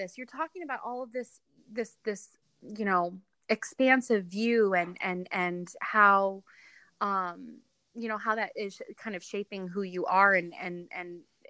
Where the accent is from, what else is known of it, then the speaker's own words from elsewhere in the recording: New York City, New York, United States; now in Ohio, United States; You know, I moved from New York City to where I live now in Ohio. And this is, my husband was born and raised here. And so coming from a big city like New York